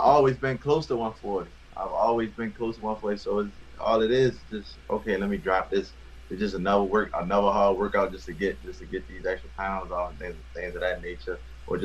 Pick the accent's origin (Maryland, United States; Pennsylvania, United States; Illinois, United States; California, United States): Maryland, United States; Baltimore; grew up, born and raised in West Baltimore, Maryland